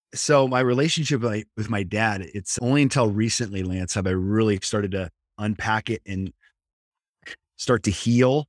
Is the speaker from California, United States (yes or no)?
no; Nebraska, United States; moved away as an adult; also born or lived in Kansas; now in San Diego, United States; I grew up in the Midwest, I'm from Nebraska